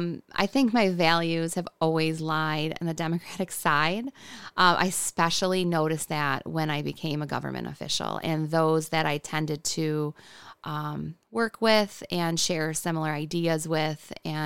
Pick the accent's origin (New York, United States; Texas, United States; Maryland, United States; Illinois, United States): New York, United States; Hamburg; I come from Hamburg, which is not a small town, but it felt small growing up. I grew up in the village.